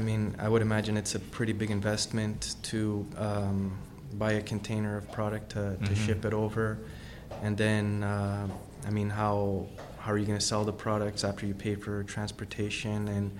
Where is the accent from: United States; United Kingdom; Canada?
Canada; Ontario; I love the fact that I was born in Canada. I think Canada is an amazing country.